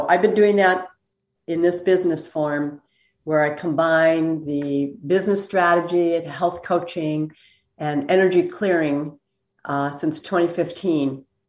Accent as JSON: {"language": "English", "town": "Minneapolis", "region": "Minnesota", "country": "United States", "said": "The Minneapolis area."}